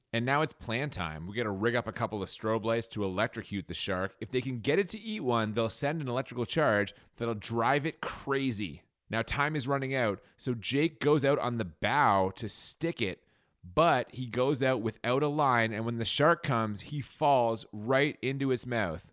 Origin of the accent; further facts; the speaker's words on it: Canada; we're Canadian.